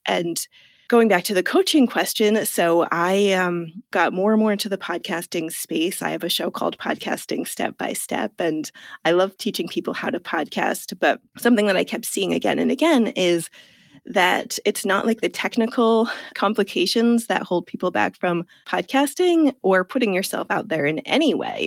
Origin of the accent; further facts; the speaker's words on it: United States; moved away as an adult; also born or lived in Italy; now in England; I'm from the United States